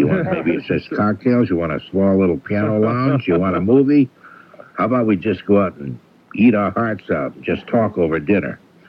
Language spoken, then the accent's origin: English; Everett, Massachusetts, United States; I'm from Everett.